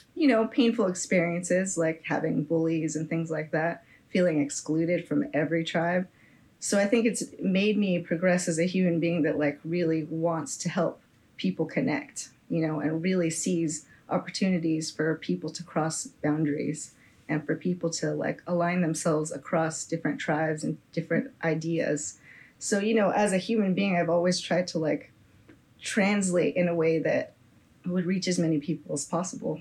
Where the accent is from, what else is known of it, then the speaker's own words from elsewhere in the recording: Bay Area, California, United States; I'm just from the Bay Area here